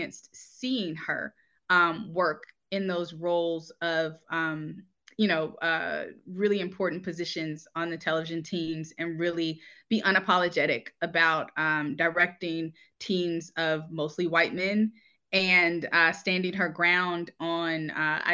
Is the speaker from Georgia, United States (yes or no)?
yes; Atlanta, Georgia, United States; I'm originally from Atlanta, Georgia, and my mother was a local producer here